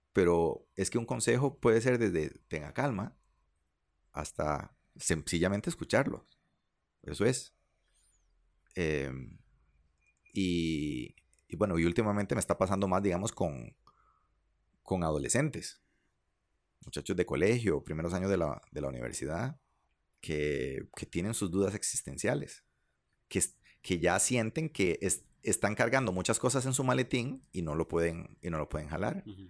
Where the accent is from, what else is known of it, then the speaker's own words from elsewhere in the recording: Liberia, Guanacaste, Costa Rica; mis amigos con los que crecí en Liberia